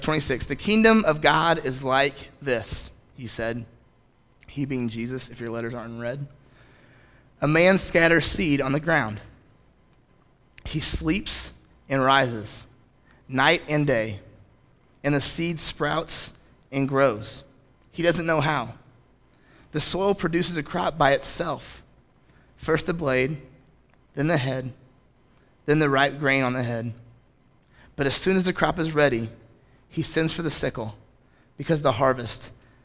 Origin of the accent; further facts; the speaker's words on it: United States; as American Christians